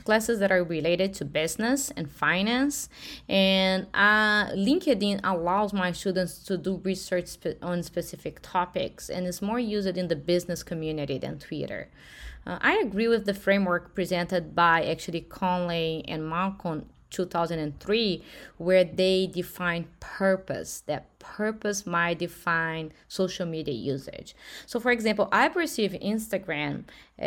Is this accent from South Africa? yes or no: no; Brazil; now in United States; I am from Brazil